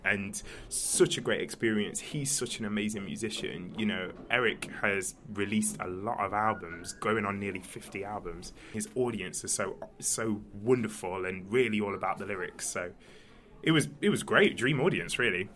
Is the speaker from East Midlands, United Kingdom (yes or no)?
yes; Nottingham, East Midlands, United Kingdom; I'm from Nottingham uh, originally.